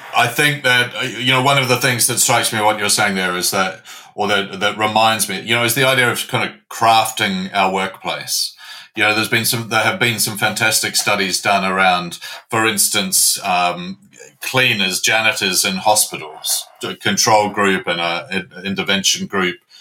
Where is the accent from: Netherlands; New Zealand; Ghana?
New Zealand; moved away as an adult; now in London, United Kingdom; I'm a Kiwi. I'm a boy from Aotearoa, the land of the long white cloud.